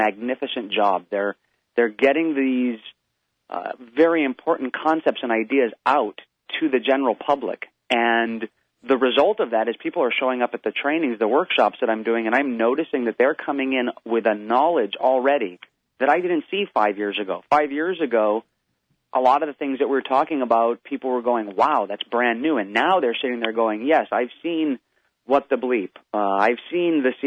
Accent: Hawaii, United States; I grew up in Hawaii, and I grew up in the islands.

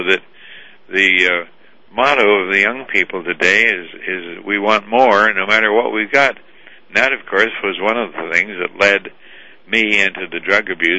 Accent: Moose Jaw, Saskatchewan, Canada; I was born in Moose Jaw, Saskatchewan, Canada, and abandoned as an orphan with no name

